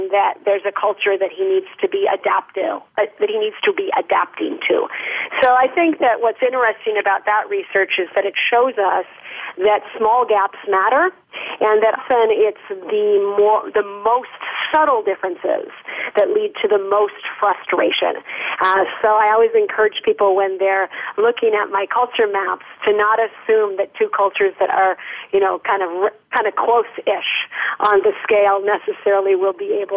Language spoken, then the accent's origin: English; United States; now in France; probably my favorite my favorite dimension as an American living in France.